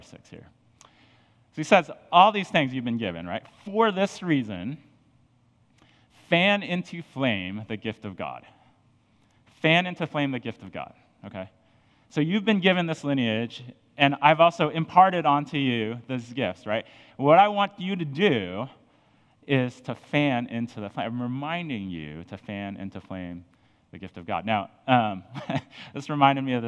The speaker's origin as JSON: {"language": "English", "region": "Colorado", "country": "United States", "tie": "born or raised there", "moved": "yes", "said": "I'm from Colorado. I grew up kind of in the mountains and just doing mountainy things."}